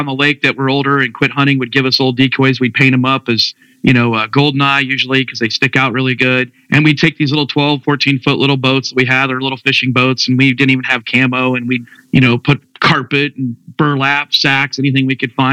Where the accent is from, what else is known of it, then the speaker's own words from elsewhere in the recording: Northern Indiana, United States; I'm from Northern Indiana. I was fortunate enough to grow up on a large lake, natural lake in Northern Indiana